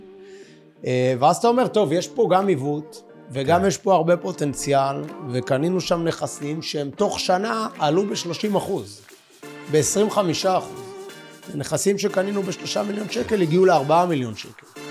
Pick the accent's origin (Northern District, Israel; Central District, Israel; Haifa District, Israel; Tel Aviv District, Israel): Tel Aviv District, Israel; Bat Yam; אנחנו גם מקומיים, גדלנו בבת ים